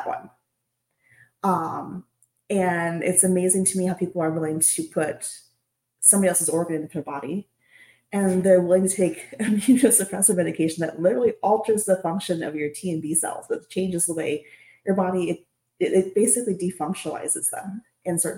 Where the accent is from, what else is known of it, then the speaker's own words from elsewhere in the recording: Nebraska, United States; I'm from Nebraska